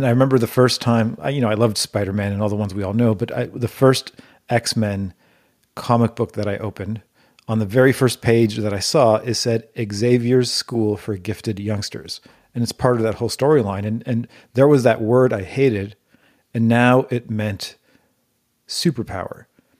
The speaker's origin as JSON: {"language": "English", "town": "Toronto", "region": "Ontario", "country": "Canada", "tie": "born or raised there", "said": "And we actually created a network of promoters in high schools across Toronto, which is the city I grew up in Canada."}